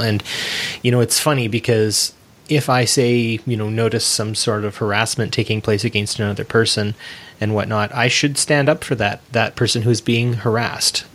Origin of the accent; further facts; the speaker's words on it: Canada; I'm not an American, I'm a North American, and being Canadian was close enough for me